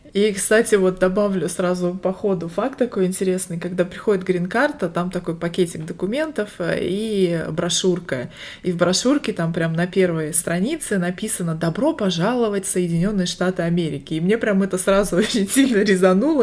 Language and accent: Russian; Barnaul, Altai Krai, Russia; now in Las Vegas, United States; Я родилась в Сибири, в городе Барнаул, а сейчас живу в Лас-Вегасе, штат Невада, и это моя вторая иммиграция